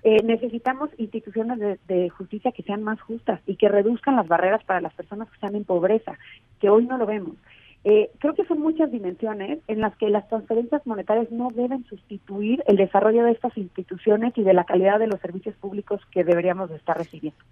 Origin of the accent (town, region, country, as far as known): Mexico